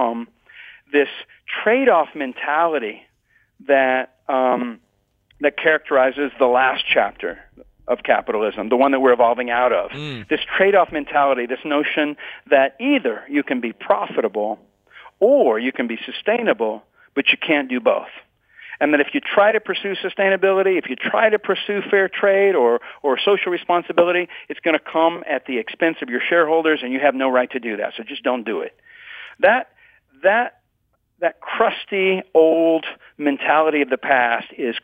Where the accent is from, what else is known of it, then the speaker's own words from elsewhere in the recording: Texas, United States; moved away as an adult; also born or lived in Nicaragua; now in Bay Area, United States; I was born and raised in Texas, and then I went off to Nicaragua for 11 years